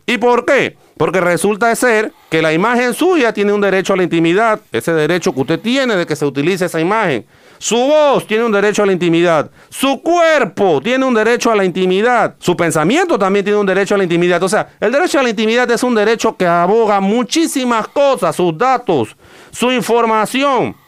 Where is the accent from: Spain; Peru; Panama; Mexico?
Panama; como ciudadano, como, como panameño